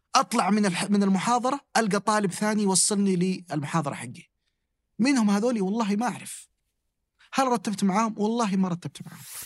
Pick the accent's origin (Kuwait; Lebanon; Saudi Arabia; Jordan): Saudi Arabia; Damad, Jazan Province; مسقط رأسي في محافظة اسمها ضمد